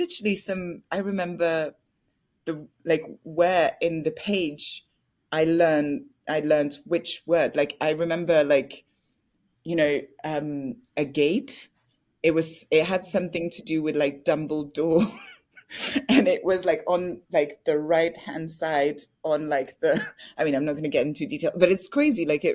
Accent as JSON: {"language": "English", "country": "France", "tie": "born or raised there", "also_born_or_lived": "Paris, France", "first_language": "French", "second_language": "English", "moved": "as an adult", "lives_now": "United Kingdom", "said": "So I was born in Paris, I grew up in France, and I moved to the UK just after drama school in France."}